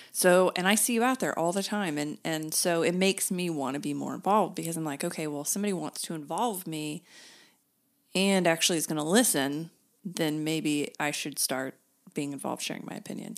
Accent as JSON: {"language": "English", "town": "Broken Arrow", "region": "Oklahoma", "country": "United States", "tie": "born or raised there", "also_born_or_lived": "Norman", "lives_now": "Oklahoma City, United States", "said": "I grew up in Broken Arrow"}